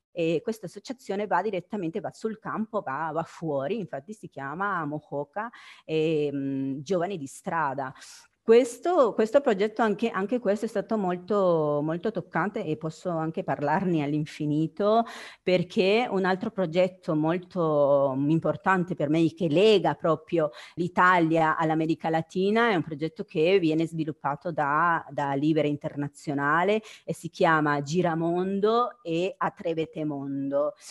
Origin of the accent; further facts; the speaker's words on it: Guatemala; now in Italy; io sono del Guatemala